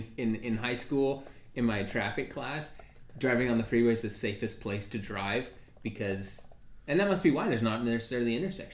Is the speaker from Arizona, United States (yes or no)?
yes; Mesa, Arizona, United States; I grew up in Mesa. I grew up in an area where, you know, things got stolen.